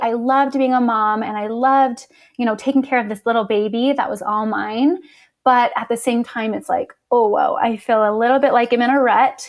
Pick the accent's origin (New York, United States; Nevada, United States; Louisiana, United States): Nevada, United States; Las Vegas; moved away as an adult; now in Utah, United States; I'm originally from Las Vegas. And then when I was eighteen, I moved out to Utah for college.